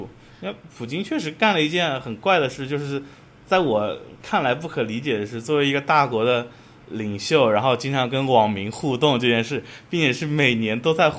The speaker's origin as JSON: {"language": "Chinese", "country": "Russia", "second_language": "Chinese", "said": "但是俄罗斯整体来说，大家还是在就是鼓励大家去中国留学，因为像我们那个城市学中文的人也有"}